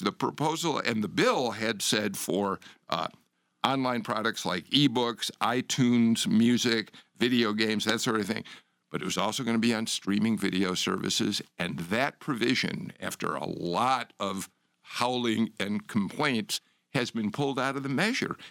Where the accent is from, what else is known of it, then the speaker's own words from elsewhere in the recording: Chicago, Illinois, United States; now in Georgia, United States; I'm from Chicago